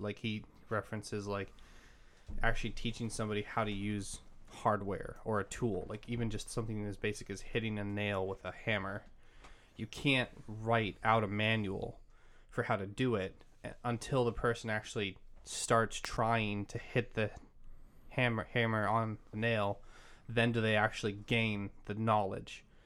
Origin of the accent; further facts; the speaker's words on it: Massachusetts, United States; moved away; also born or lived in Maryland / Pennsylvania; I grew up in Massachusetts